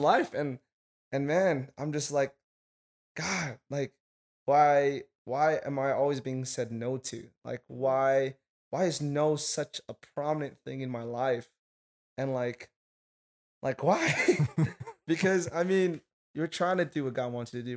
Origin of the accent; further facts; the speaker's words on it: Hawaii, United States; moved away as an adult; now in Arizona, United States; I'm from Hawaii